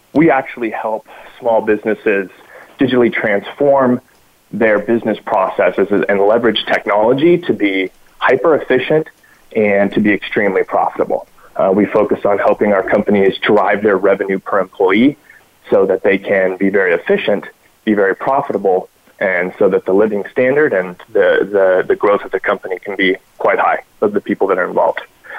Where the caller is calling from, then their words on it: Lake Forest, California, United States; So I am calling from my office in Lake Forest, California, which is, for those that aren't familiar with the area, about an hour south